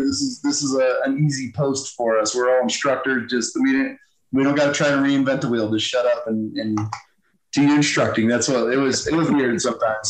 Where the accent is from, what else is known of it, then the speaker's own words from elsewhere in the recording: Thousand Islands, upstate New York, United States; moved away; I'm from Thousand Islands, like literally yeah. on the Canadian border. So real yeah. New York.